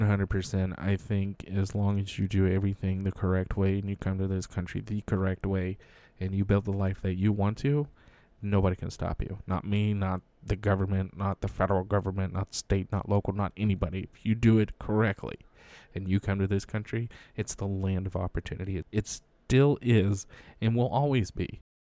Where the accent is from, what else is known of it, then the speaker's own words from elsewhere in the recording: United States; an American in uniform